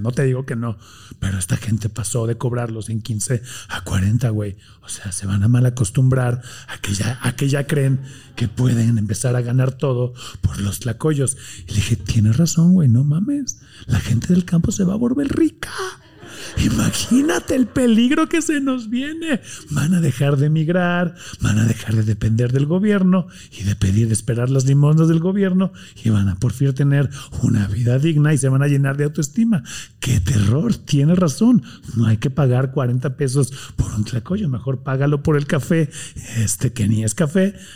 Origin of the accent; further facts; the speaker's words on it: Tijuana, Baja California, Mexico; Yo soy de Tijuana. De Tijuana.